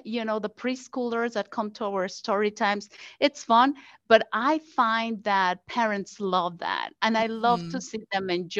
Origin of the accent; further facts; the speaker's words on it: Mexico City, Mexico; moved away as an adult; now in United States; I grew up in Mexico City